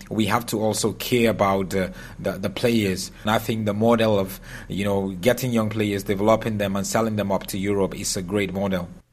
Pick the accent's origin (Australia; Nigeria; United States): Nigeria; growing up in Nigeria